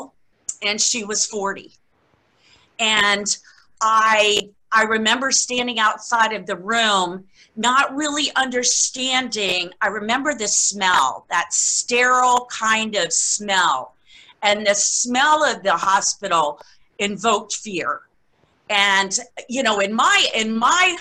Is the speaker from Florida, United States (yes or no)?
yes; Key West, Florida, United States; I was born and raised in Key West, Florida. I'm what they call a conk